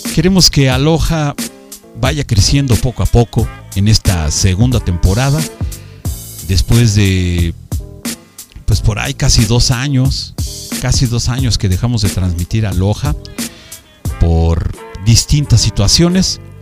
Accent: Mexico; aquí en nuestro bello México

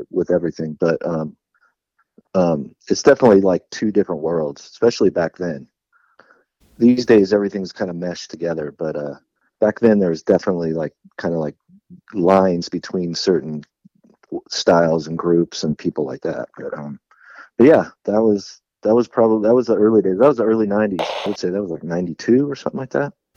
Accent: San Jose, California, United States; growing up in San Jose, and there was a lot of local pride

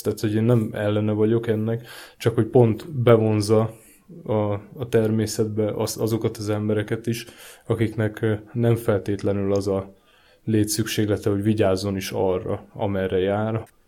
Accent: Márianosztra, Pest, Hungary; moved away as an adult; now in Budapest, Hungary; én eleve hegyek között nőttem fel, Márian Osztrai vagyok

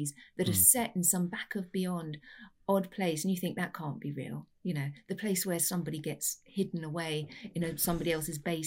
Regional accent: London, United Kingdom; moved away as an adult; now in West Lafayette, Indiana, United States; I'm a Londoner through and through.

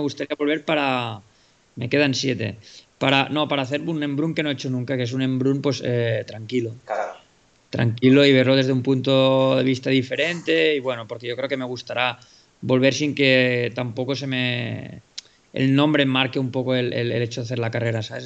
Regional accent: Spain; estoy siendo español

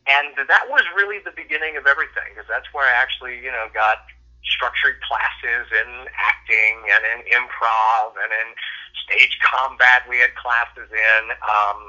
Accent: Fort Lauderdale, Florida, United States; I was born in Fort Lauderdale in Broward General Hospital

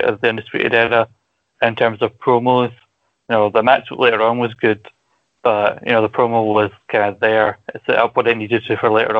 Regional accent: Scotland, United Kingdom; accent: Scottish

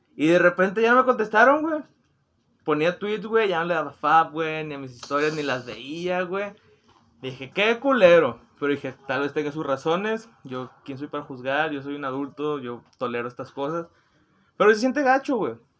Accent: Monterrey, Nuevo León, Mexico; yo soy de Monterrey, Nuevo León

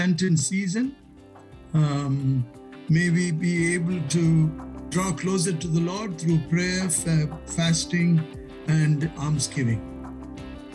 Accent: India; moved away; growing up in India where we are so traditional

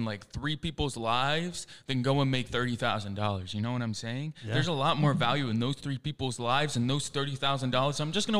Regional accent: England, United Kingdom; born there; I was born in England.

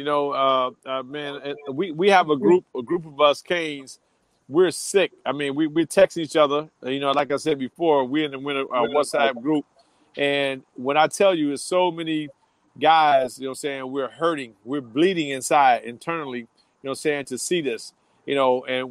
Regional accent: Miami, Florida, United States; I'm from the hood. I'm from Liberty City, Florida.

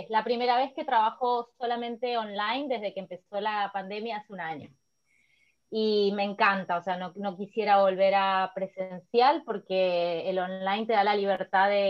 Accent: Mendoza, Argentina; Bien, bueno, yo vengo de Mendoza. Mendoza, la ciudad de Mendoza está en el oeste de Argentina

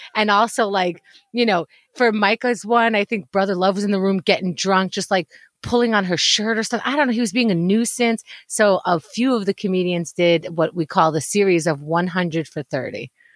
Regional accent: New York, United States; especially as a New Yorker

